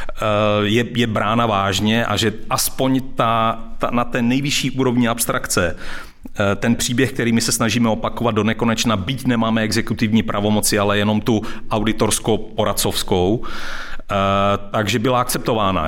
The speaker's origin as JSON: {"language": "Czech", "country": "Czechia", "said": "já jsem taky Čech, jako se, se, se vším, se vším všudy."}